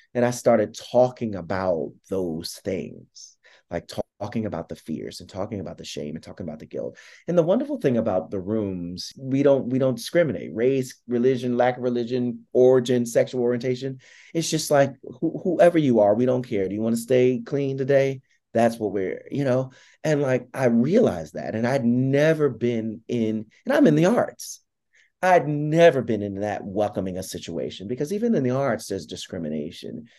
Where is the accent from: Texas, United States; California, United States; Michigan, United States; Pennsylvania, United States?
Pennsylvania, United States; Philadelphia; moved away as an adult; also born or lived in New York City; I'm from South Philadelphia, and you know, little black gay kid from the projects.